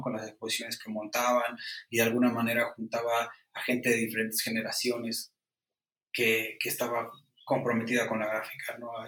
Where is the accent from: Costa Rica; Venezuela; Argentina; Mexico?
Mexico; Mexico City; yo nací, y crecí en el barrio de Iztapalapa